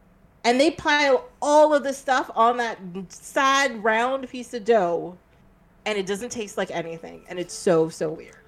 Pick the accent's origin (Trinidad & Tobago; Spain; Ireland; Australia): Trinidad & Tobago; born there; moved away; So I was born in Trinidad. I was used to KFC tasting and being a certain way. Then we moved to Canada.